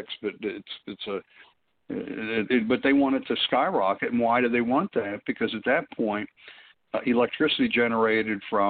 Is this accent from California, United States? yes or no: no; Pennsylvania, United States; I'm from Pennsylvania